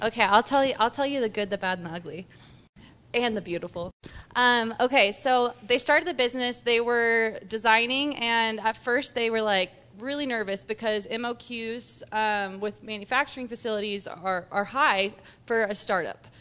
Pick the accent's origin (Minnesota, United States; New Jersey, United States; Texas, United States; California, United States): Texas, United States; also born or lived in Utah; now in Salt Lake City, United States; I'm a Texan, and that speaks for itself.